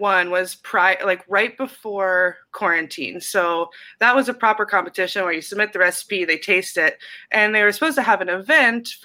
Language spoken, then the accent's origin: English; Cincinnati, Ohio, United States; moved away; also born or lived in Harlem, New York; I'm from Cincinnati, Ohio